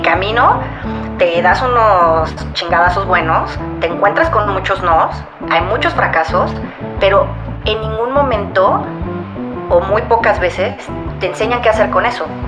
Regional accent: Mexico; ya soy más mexicana que el nopal

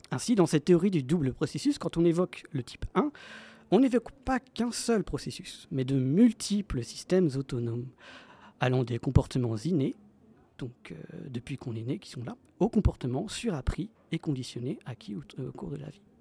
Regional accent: France

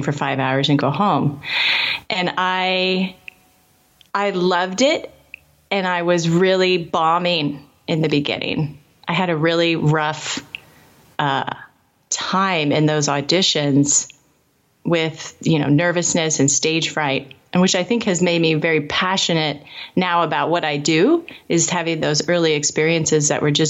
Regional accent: Indianapolis, Indiana, United States; I lived in Indianapolis. I grew up in Indianapolis.

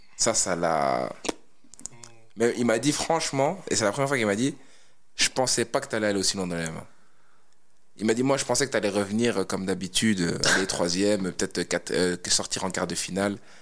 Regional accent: Namur, Wallonia, Belgium; j'ai grandi à Namur. ok C'est-à-dire, moi je suis né à Namur, j'ai fait euh, toute ma vie là-bas, toute ma jeunesse.

